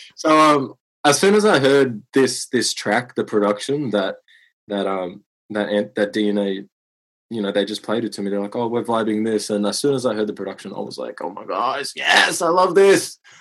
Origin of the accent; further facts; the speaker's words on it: Moama, New South Wales, Australia; I grew up in a small country town on the border of New South Wales and Victoria called Moama